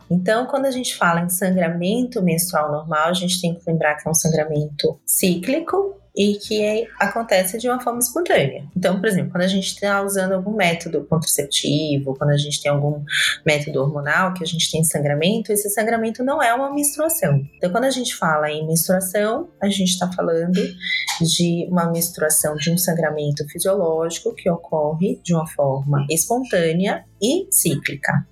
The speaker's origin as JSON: {"language": "Portuguese", "town": "Salvador", "region": "Bahia", "country": "Brazil", "lives_now": "São Paulo, Brazil", "said": "Eu sou de Salvador, mas eu já vim aqui para São Paulo também, tem 15 anos que eu tô aqui e é isso."}